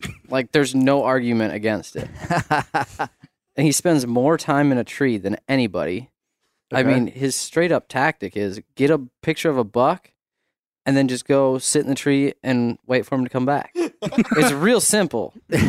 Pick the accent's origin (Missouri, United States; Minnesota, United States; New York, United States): Minnesota, United States; I'm from Southeast Minnesota.